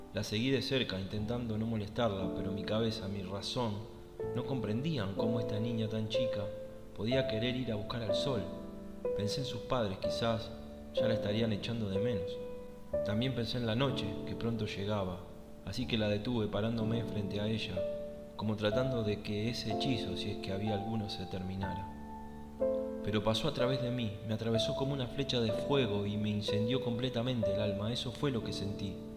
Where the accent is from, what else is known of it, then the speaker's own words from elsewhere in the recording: Argentina; soy de Argentina